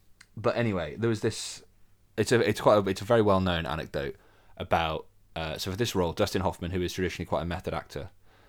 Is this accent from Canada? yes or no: no; Birmingham, West Midlands, United Kingdom; I'm from Birmingham. So film people have said that. I deny it. but I think my accent has definitely become lost over time.